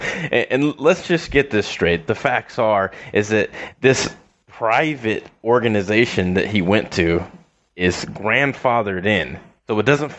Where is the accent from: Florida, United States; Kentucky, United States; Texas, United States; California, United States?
California, United States; moved away as an adult; I'm from California